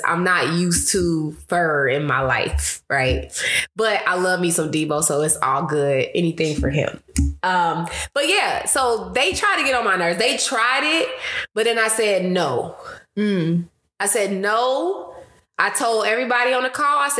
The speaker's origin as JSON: {"language": "English", "region": "Ohio", "country": "United States", "moved": "yes", "lives_now": "Phoenix, United States", "said": "I'm from Ohio"}